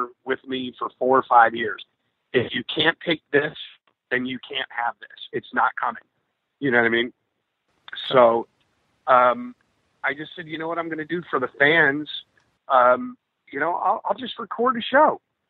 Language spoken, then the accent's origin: English; New York, United States; my hometown, New York